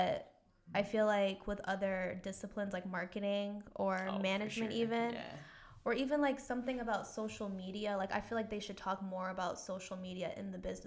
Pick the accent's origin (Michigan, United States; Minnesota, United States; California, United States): Michigan, United States; Detroit; moved away as an adult; now in Grand Rapids, United States; I literally came from Detroit 10 minutes ago. So, I was home. Yeah, I usually go home on the weekends